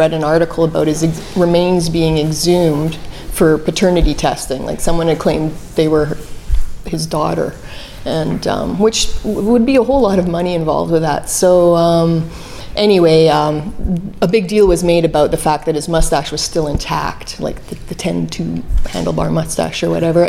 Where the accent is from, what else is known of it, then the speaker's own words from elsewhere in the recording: Calgary, Alberta, Canada; I'm from Calgary, Alberta